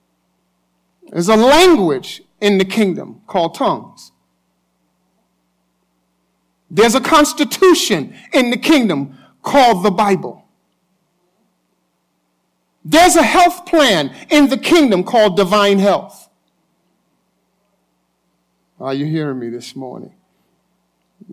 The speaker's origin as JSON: {"language": "English", "region": "New York", "country": "United States", "said": "I'm a New Yorker"}